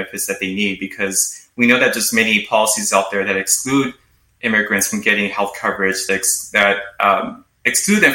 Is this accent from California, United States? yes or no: yes; Los Angeles, California, United States; my personal experience growing up in Los Angeles